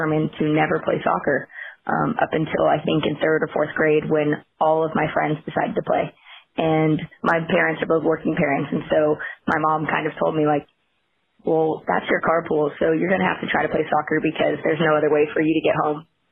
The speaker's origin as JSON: {"language": "English", "area": "the Bay Area", "region": "California", "country": "United States", "tie": "born or raised there", "said": "I grew up in the Bay Area"}